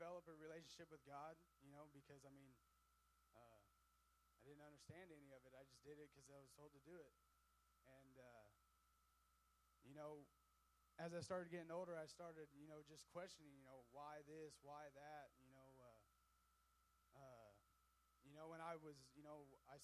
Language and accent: English; Miller, Missouri, United States; I'm from Miller, Missouri, a real small town